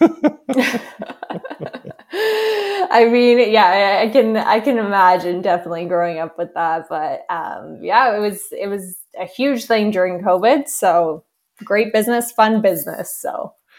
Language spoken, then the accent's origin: English; Canada; I'm Canadian